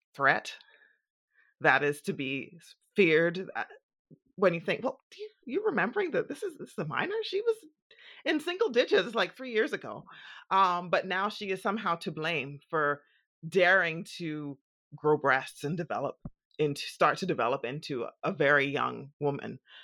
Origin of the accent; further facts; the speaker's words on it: Bahamas; growing up in the Bahamas